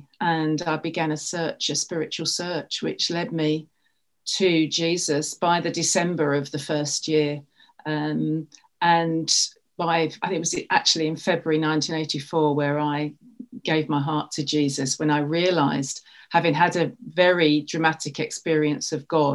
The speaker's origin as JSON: {"language": "English", "region": "London", "country": "United Kingdom", "moved": "yes", "lives_now": "Haverhill, United Kingdom", "said": "I'm from London originally in the UK. I now live in Haverhill, also in the UK"}